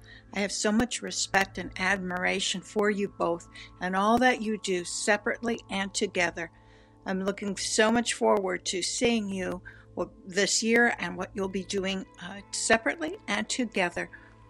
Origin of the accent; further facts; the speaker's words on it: United States; I'm from the United States.